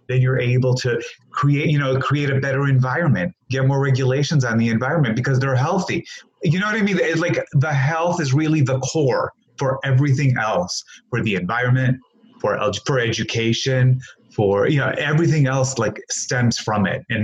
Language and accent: English; Greece; also born or lived in Hammond, Indiana; now in United States; I grew up in Greece